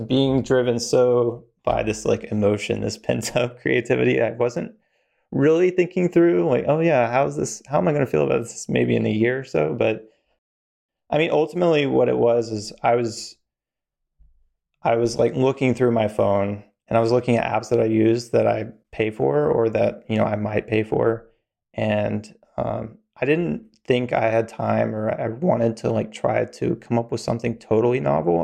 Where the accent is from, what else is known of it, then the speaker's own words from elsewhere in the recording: Virginia, North Carolina, the South, United States; also born or lived in Atlanta, Georgia; I grew up, uh, in the, the South in, in Virginia, North Carolina